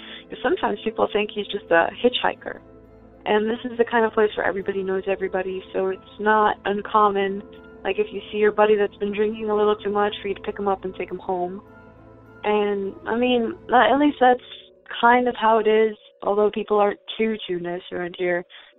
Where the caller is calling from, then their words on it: Bethel, Ohio, United States; This is … again, from outside Cincinnati, Ohio, really rural area. I live kind of around Bethel, in Bethel, kind of just outside of it, really.